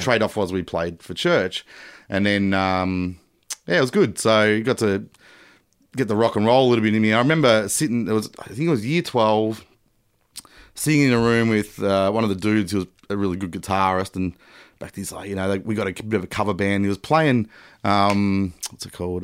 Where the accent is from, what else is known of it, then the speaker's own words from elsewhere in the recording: Melbourne, Victoria, Australia; also born or lived in Geelong / Papua New Guinea; essentially a Melbourne boy